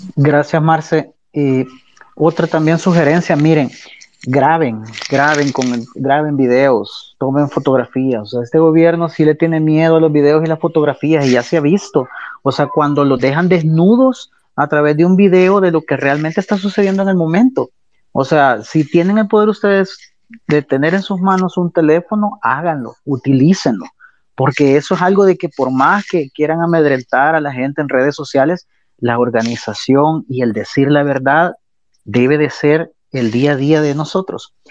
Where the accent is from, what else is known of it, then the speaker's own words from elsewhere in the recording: El Salvador; como salvadoreños y salvadoreñas que somos